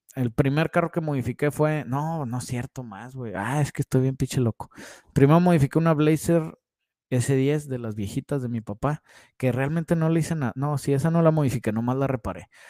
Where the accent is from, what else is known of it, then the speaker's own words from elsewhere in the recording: Saltillo, Coahuila, Mexico; Estamos en Saltillo, Coahuila y de aquí soy